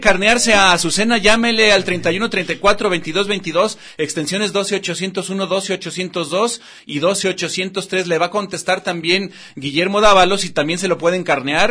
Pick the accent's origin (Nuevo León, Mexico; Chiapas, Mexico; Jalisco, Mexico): Jalisco, Mexico; Guadalajara; Yo soy de aquí de Guadalajara